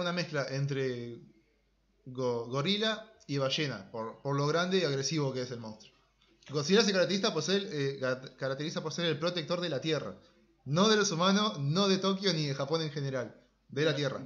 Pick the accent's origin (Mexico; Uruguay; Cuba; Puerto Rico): Uruguay; como somos uruguayos